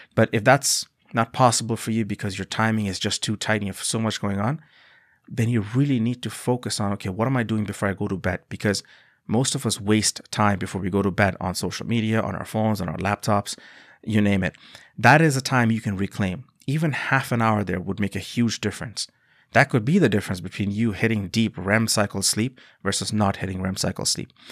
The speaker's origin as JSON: {"language": "English", "country": "Bangladesh", "moved": "yes", "said": "I come from a country called Bangladesh"}